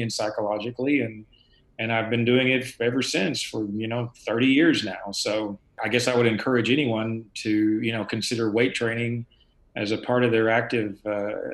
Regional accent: the South, United States; as a Southerner growing up drinking milk and eating cheese and ice cream

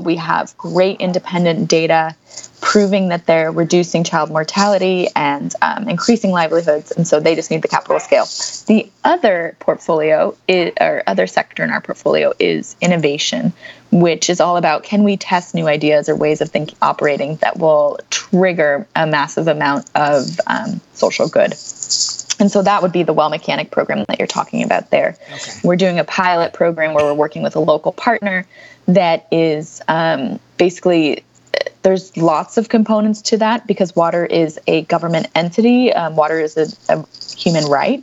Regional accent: United States; as Americans

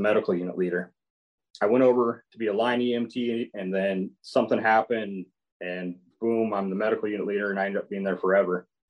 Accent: Crescent City, California, United States; also born or lived in Susanville, California; coming back to Pelican Bay, it it was home. This is where you know the, the community I was raised in.

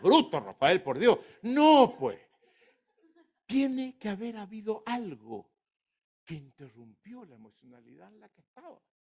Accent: Chile; somos los, los chilenos

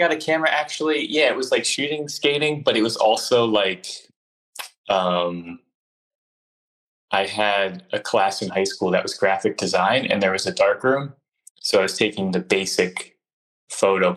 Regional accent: Northern New Jersey, United States; now in Philadelphia, United States; where I grew up in Northern New Jersey was abandoned factories

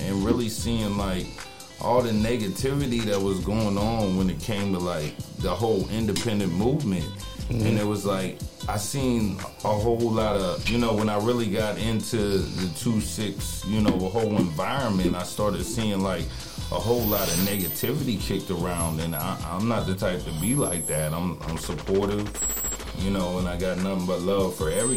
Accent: Washington, Pennsylvania, United States; now in Fayetteville, United States; I'm originally from Washington, Pennsylvania, but, you know, I moved to Fayetteville, North Carolina, and been down here

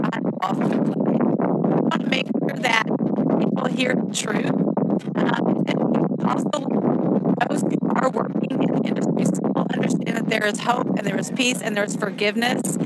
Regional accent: Kansas, United States; I am from Kansas

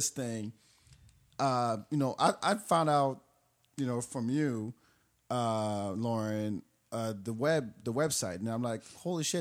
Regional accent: France; now in Austin, United States; I'm from France

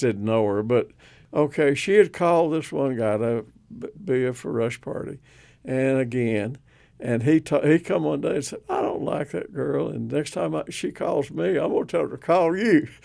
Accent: Surgoinsville, Tennessee, United States; moved away as an adult; also born or lived in Tuscaloosa, Alabama; Hawkins County, Tennessee, uh, a place called Sir Goynesville

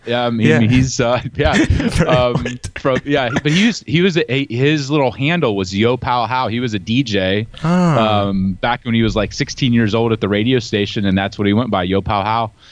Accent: Ohio, United States; But I, I grew up in the Midwest uh, in Ohio. So, any Ohio listeners, you know, I'm a Buckeye. Um, and I grew up on a farm.

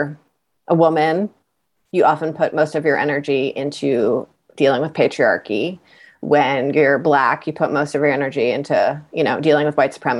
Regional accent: Brattleboro, Vermont, United States; I'm from Brattleboro

